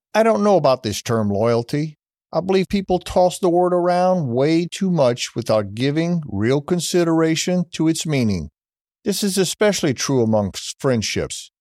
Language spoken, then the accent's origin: English; United States; being an American